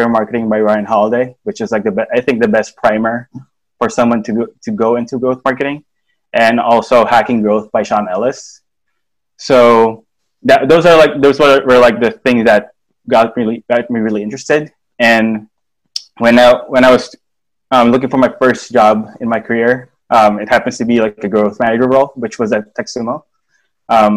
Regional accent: Philippines; moved away as an adult; now in Silicon Valley, United States; I'm from the Philippines.

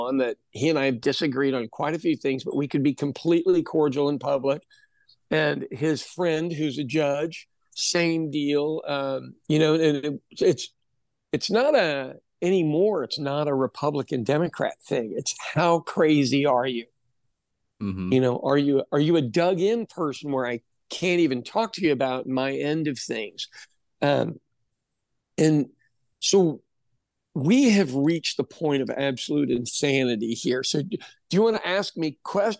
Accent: United States

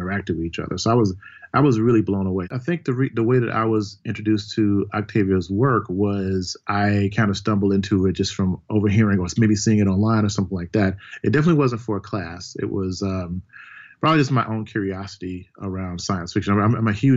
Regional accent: Mississippi, United States; I'm from Mississippi originally

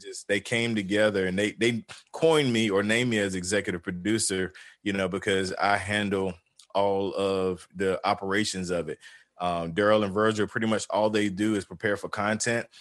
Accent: the South, United States; I'm from the South

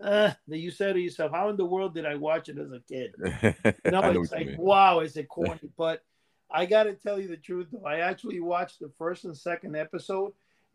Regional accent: Cuba; now in New York City, United States; In 1968, when I came here from Cuba, and I'm saying, you know, this is like, by 1969, we had cable TV in New York City.

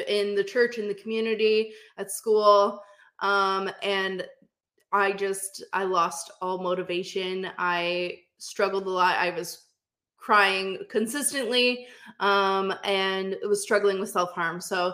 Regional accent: Essex, Ontario, Canada; I'm from Essex, Ontario in Canada.

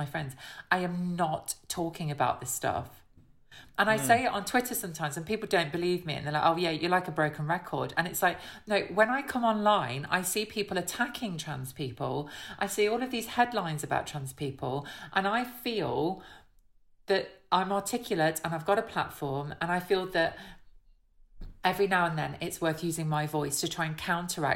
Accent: Hucknall, East Midlands, United Kingdom; accent: Midlands; growing up in Nottingham

